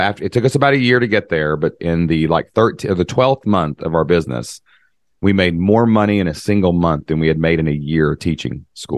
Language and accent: English; Kentucky, United States; I'm from Kentucky